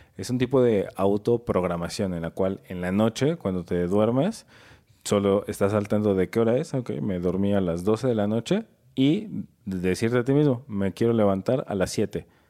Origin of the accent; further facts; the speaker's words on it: Mexico City, Mexico; yo soy de aquí de la Ciudad de México